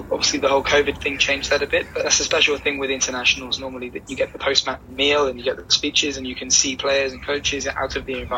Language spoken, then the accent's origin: English; Exeter, South West England, United Kingdom; also born or lived in Wales; My family were born in Wales, and I was there for about a day before I moved to Exeter.